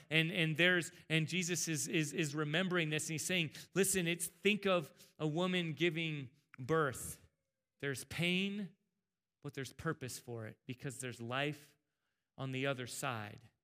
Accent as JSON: {"language": "English", "town": "El Cajon", "region": "California", "country": "United States", "tie": "born or raised there", "said": "growing up in Southern California, in S-, San Diego, El Cajon"}